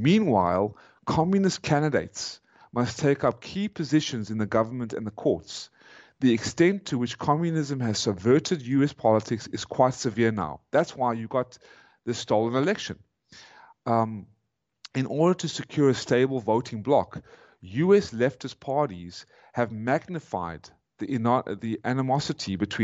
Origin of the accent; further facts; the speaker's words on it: South Africa; moved away as an adult; now in United States; I am a South African